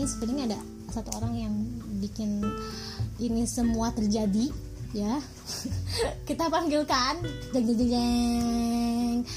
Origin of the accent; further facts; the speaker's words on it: Bogor, West Java, Indonesia; aku berasal dari Bogor orang Sunda asli